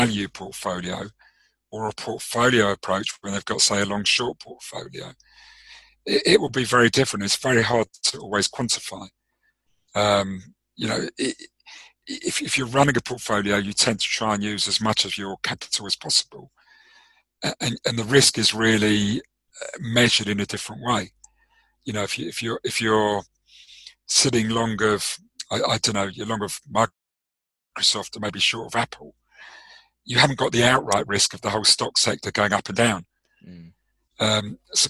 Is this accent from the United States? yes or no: no; South Africa; I suppose you're a cricket guy like me. Yes. Being South African, yep.